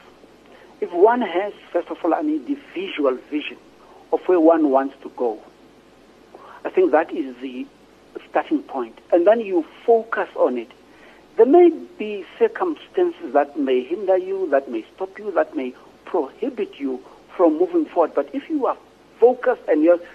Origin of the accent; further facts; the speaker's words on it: Ekurhuleni, Gauteng, South Africa; also born or lived in Soweto; I grew up in Togozi, which was part of the Eastern Ekurhuleni